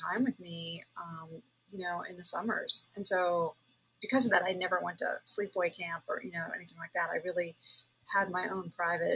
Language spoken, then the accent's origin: English; New York City, New York, United States; I did grow up in New York City